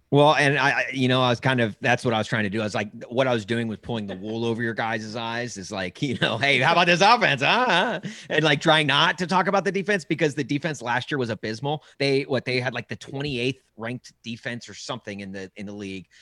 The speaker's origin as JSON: {"language": "English", "town": "Nashville", "region": "Tennessee", "country": "United States", "tie": "born or raised there", "said": "I grew up in Nashville"}